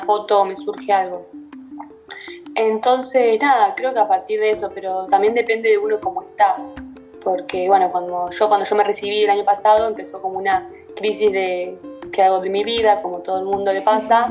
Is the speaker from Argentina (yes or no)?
yes; La Plata, Buenos Aires Province, Argentina; soy de La Plata, City Argentina